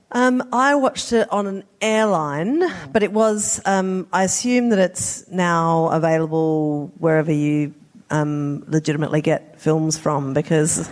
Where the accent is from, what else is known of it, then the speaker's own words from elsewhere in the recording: South Australia, Australia; I'm from South Australia